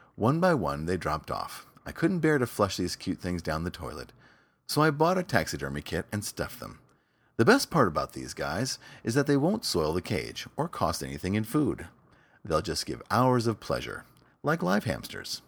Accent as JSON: {"language": "English", "town": "New York City", "region": "New York", "country": "United States", "tie": "born or raised there", "said": "my hometown, New York City"}